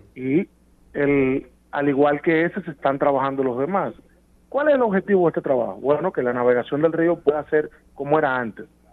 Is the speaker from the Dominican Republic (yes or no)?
yes; Santo Domingo, Distrito Nacional, Dominican Republic; yo soy dominicano y capitaleño